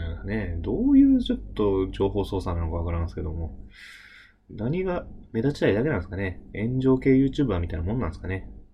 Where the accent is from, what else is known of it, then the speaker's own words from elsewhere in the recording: Ibaraki, Japan; 僕はね、あの、茨城出身なんですけどもね